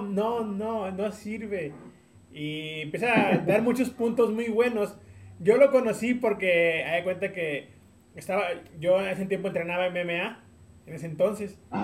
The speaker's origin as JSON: {"language": "Spanish", "town": "Tampico", "region": "Tamaulipas", "country": "Mexico", "moved": "yes", "lives_now": "San Luis Potosí, Mexico", "said": "yo soy de Tampico, Tamaulipas"}